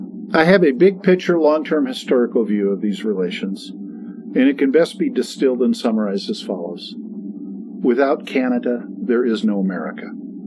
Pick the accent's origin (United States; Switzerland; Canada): United States; Vancouver, Washington; Now, I grew up in Washington State. I grew up in Vancouver, Washington, Vancouver, USA.